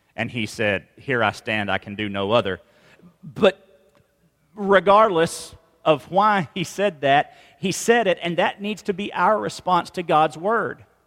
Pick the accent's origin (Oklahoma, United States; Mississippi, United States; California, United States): Mississippi, United States; moved away; we're from Mississippi originally